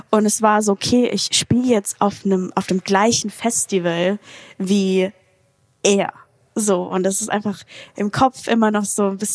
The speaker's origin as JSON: {"language": "German", "town": "Mannheim", "region": "Baden-Württemberg", "country": "Germany", "said": "aus Mannheim."}